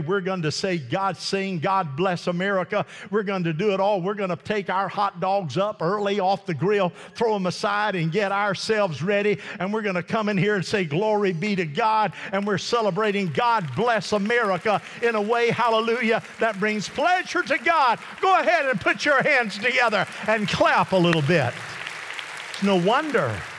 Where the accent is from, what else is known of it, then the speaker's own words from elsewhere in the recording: United States; I am an American citizen